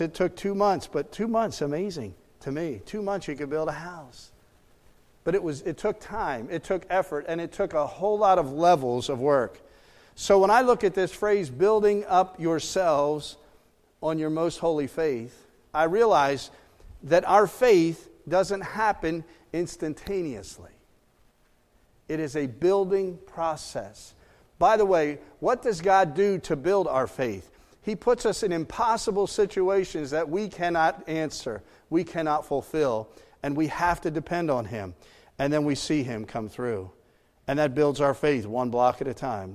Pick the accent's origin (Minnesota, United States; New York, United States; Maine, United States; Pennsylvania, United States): Pennsylvania, United States; moved away as an adult; also born or lived in Maryland; we were from Pennsylvania, moved to Maryland for ten years